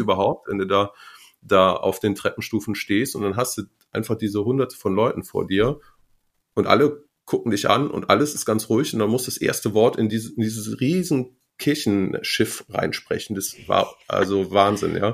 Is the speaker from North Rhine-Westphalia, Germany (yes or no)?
yes; Marienheide, North Rhine-Westphalia, Germany; now in Munich, Germany; ich komme aus NRW ähm, und aus der Gegend von Gummersbach